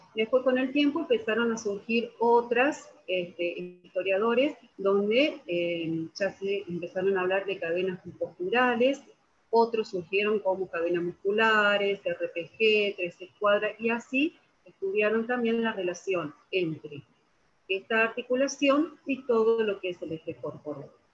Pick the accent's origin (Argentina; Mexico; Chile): Argentina; soy de la Argentina